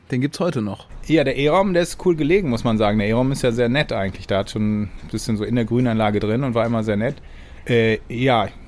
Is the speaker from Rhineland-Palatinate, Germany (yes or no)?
no; Cologne, North Rhine-Westphalia, Germany; now in Israel; also ich fühle mich auch nach wie vor als Kölner. Also in Deutschland wäre ich auch immer in Köln geblieben.